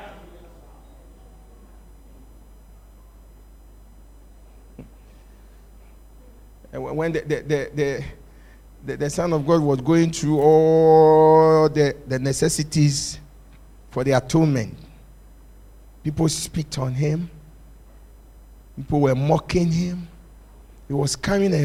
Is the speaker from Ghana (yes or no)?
yes; Accra, Greater Accra, Ghana; I come from Bukom